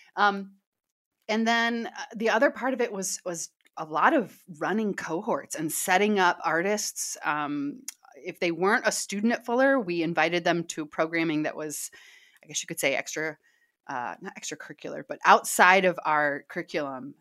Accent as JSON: {"language": "English", "town": "Kansas City", "region": "Missouri", "country": "United States", "tie": "born or raised there", "moved": "as an adult", "lives_now": "Southern California, United States", "said": "I'm from Kansas City."}